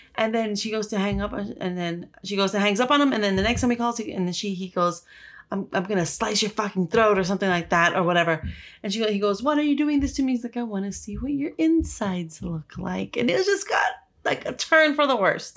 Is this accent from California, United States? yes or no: yes; Los Angeles, California, United States; I grew up in South Central